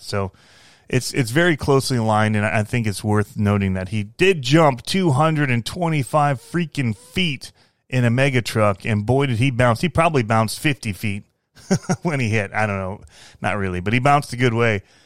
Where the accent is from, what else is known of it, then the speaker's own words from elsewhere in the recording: Fenton, Michigan, United States; moved away as an adult; I grew up in Michigan